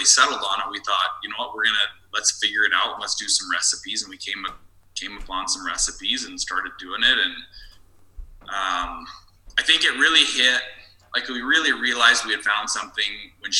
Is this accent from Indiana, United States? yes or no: yes; Indiana, United States; moved away as an adult; also born or lived in Arkansas; now in Canada; I grew up in Indiana, which I guess isn't technically the South